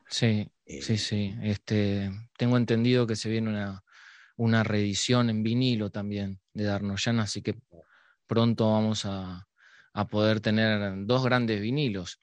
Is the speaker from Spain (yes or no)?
no; Montevideo, Uruguay; Yo soy de Barrio Sur, escuchaba los tambores. Capaz que es porque vivo ahí.